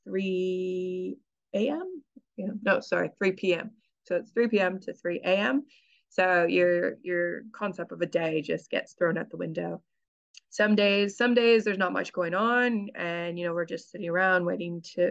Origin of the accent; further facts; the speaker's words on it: Canada; moved away as an adult; now in New Zealand; I'm originally from Canada, so I'm kind of used to growing up in very cold weather.